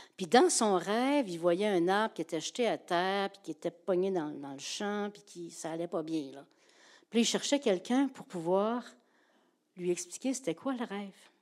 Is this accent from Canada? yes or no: yes; Gaspésie, Quebec, Canada; je suis une Gaspésienne